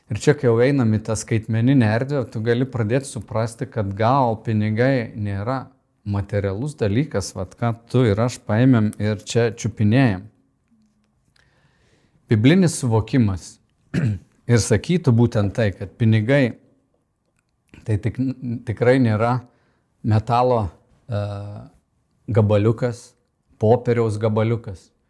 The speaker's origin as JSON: {"language": "Lithuanian", "country": "Lithuania", "said": "kaip lietuvė mes sakom"}